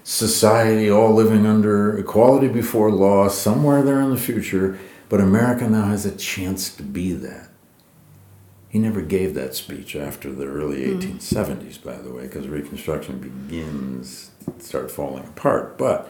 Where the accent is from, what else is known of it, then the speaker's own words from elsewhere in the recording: Flint, Michigan, United States; I grew up in Michigan, I grew up in Flint.